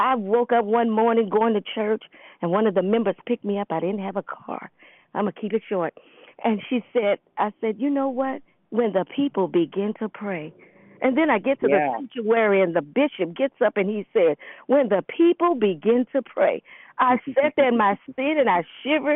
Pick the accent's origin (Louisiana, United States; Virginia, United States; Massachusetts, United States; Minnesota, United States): Louisiana, United States; New Orleans; I'm from New Orleans